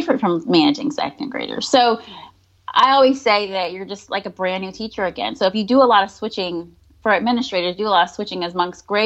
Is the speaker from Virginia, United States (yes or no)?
yes; Virginia, United States; moved away as an adult; now in Georgia, United States; when I moved to Georgia, because I'm originally from Virginia. When I moved to Georgia in 2013